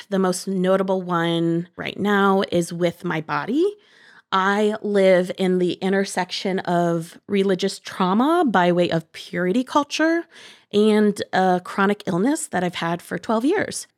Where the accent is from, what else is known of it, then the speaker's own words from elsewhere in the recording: Bowling Green, Ohio, United States; Shout out Bowling Green, Ohio. And I lived on a small fruit orchard